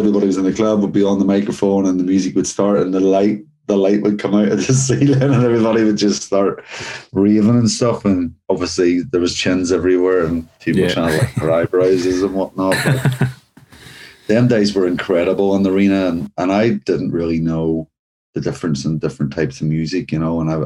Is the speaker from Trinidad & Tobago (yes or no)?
no; Northern Ireland, United Kingdom; growing up in Northern Ireland and in that era